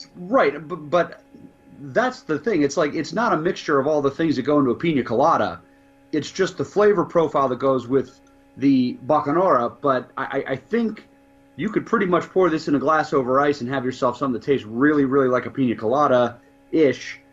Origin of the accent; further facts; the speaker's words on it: Ireland; I'm an Irishman